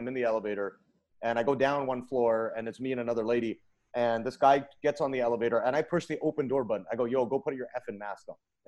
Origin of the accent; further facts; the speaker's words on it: Vancouver, British Columbia, Canada; now in United States; I'm from Vancouver, Canada